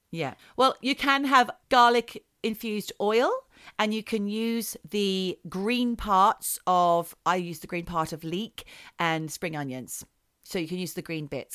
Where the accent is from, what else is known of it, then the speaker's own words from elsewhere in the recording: Australia; moved away; as an Australian girl growing up, I liked things like chocolate paddle pops. They're the things that I would have when I went back to Australia.